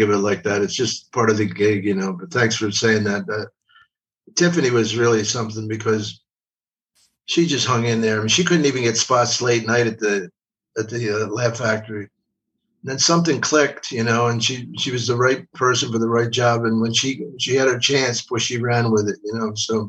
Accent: Philadelphia, Pennsylvania, United States; I'm from Philly. It's right across the river.

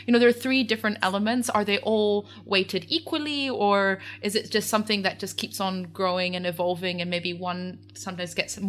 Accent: Geneva, Switzerland; I grew up in Geneva, and actually outside Geneva, and right by a farm.

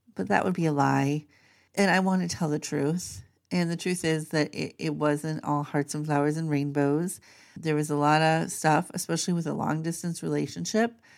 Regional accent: Minnesota, United States; moved away as an adult; also born or lived in Maryland / Pennsylvania; I grew up in Minnesota

